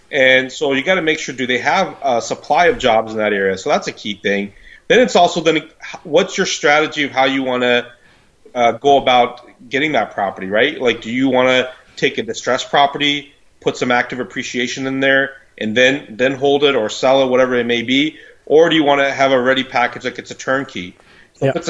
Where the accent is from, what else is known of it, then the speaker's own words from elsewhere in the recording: Midwest, United States; now in Ontario, Canada; amazed on how different the the housing rules and the rental rules are here in Ontario compared to where I came from the Midwest.